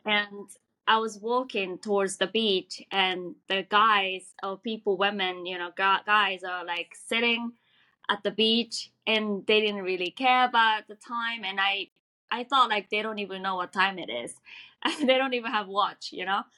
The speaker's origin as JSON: {"language": "English", "region": "Tokyo", "country": "Japan", "tie": "born or raised there", "also_born_or_lived": "New York / Los Angeles", "second_language": "English", "moved": "as an adult", "lives_now": "Irvine, United States", "said": "I was born and raised in Tokyo, Japan"}